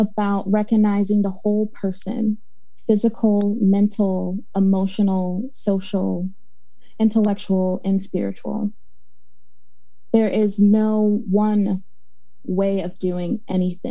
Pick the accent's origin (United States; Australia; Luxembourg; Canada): United States; Chicago, Illinois; now in Portland, United States; I'm from Chicago, Illinois